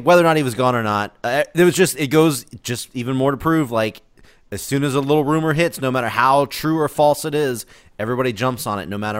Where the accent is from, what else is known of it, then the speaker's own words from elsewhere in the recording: Jacksonville, North Carolina, United States; now I came from Jacksonville, North Carolina.